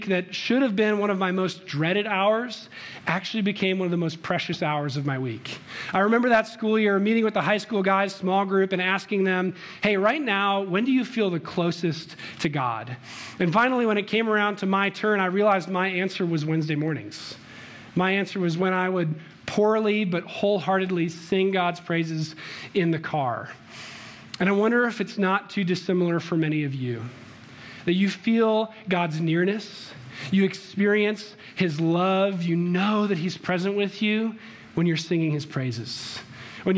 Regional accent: Chicago, Illinois, United States; now in Littleton, United States; I'm from Chicago

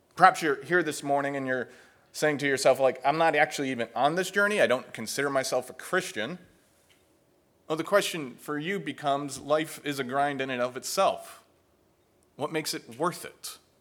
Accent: New Jersey, United States; moved away; I am originally from New Jersey

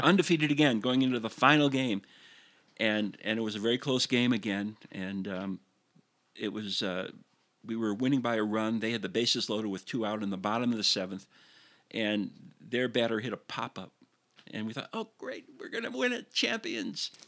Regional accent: Highland Park, Illinois, United States; we grew up in Highland Park

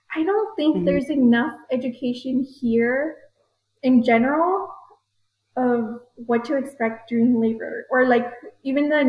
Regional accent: El Paso, Texas, United States; I was born and raised here in El Paso

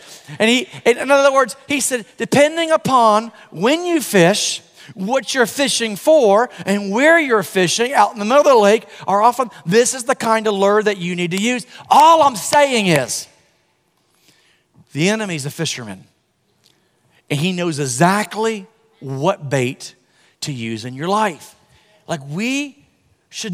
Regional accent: Florida, United States; I'm from Florida

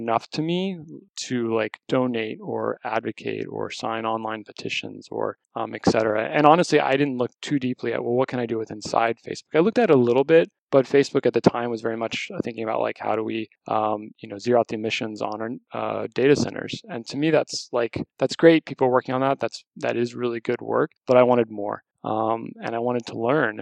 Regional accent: Texas, United States; moved away; also born or lived in California; I born and raised in Texas.

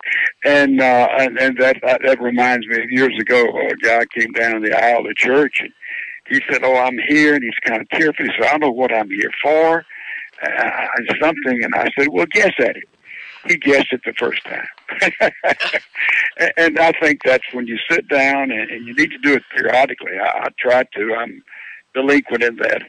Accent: Laurel, Mississippi, United States; I'm from Laurel, Mississippi, and I was not brought up on a farm

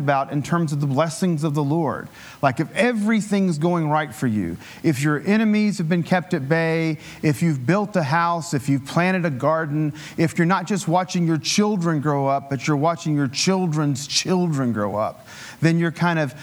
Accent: Appalachian Mountains, United States; I grew up in the Appalachian Mountains. It was, you know, rural

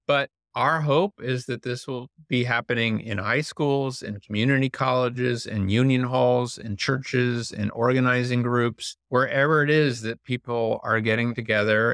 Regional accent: Indiana, United States; I grew up in Indiana and went to public school

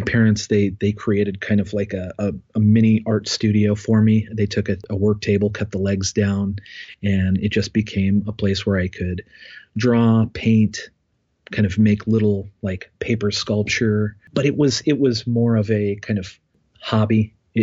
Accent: Bethel, Ohio, United States; I grew up in Ohio, north of Dayton, in a small township called Bethel, in a rural community, raised on a farm

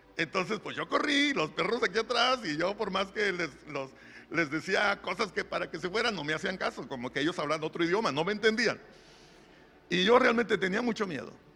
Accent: Monterrey, Nuevo León, Mexico; yo soy regio, hermano, yo aquí nací en Monterrey

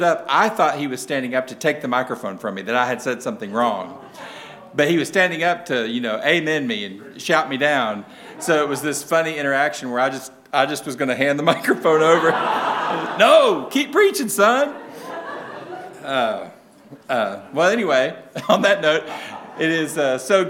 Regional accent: Tennessee, United States; accent: southern; I am from Tennessee, so if you can't understand my southern accent

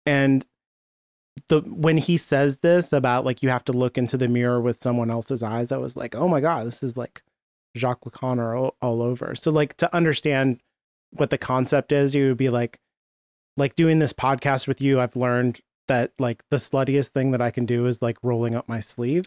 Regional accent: United States; I'm American

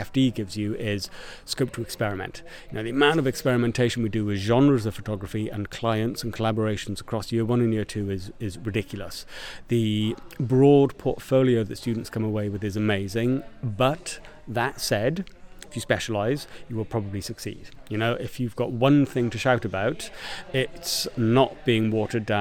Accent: Porthcawl, Wales, United Kingdom; I'm from Porthcawl

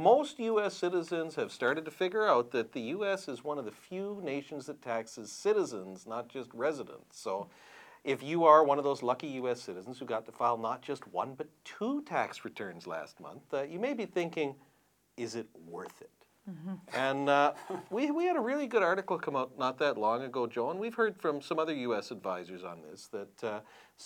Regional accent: Canada; As a Canadian

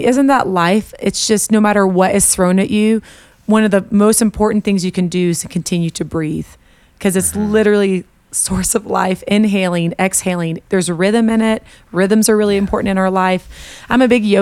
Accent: Colorado, United States; I hail from Colorado, although I'm making a move to Nashville

